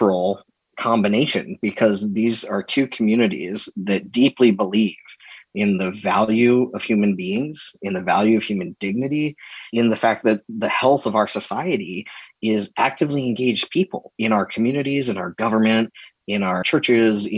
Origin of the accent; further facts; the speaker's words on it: Mesa, Arizona, United States; I grew up in Mesa